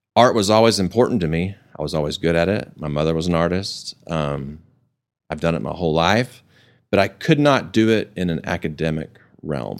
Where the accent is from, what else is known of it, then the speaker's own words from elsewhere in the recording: Amarillo, Texas, United States; moved away as an adult; also born or lived in Dallas; I grew up in Amarillo